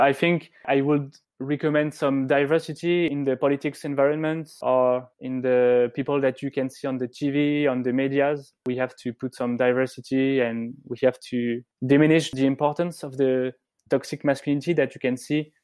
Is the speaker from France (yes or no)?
yes; French Riviera, Provence-Alpes-Côte d'Azur, France; when I was young and I was growing up on the French Riviera.